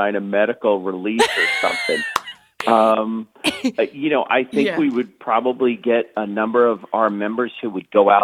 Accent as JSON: {"language": "English", "town": "Lynbrook", "region": "New York", "country": "United States", "tie": "born or raised there", "also_born_or_lived": "Wheaton, Illinois", "moved": "as an adult", "lives_now": "Southampton, United States", "said": "I was born on Long Island in Lynbrook, which is South Shore, Nassau County"}